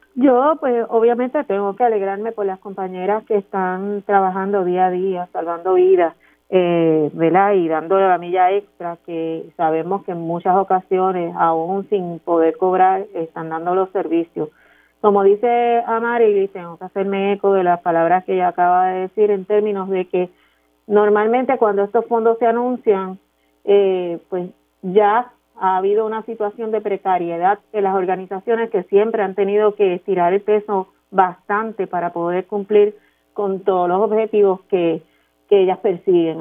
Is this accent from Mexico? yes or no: no; Puerto Rico; nosotros como puertorriqueños